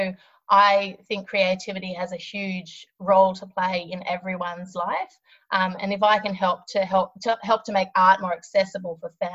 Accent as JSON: {"language": "English", "country": "Australia", "also_born_or_lived": "Sydney, Australia", "said": "I'm an Australian abstract artist and I'm based in Sydney, Australia"}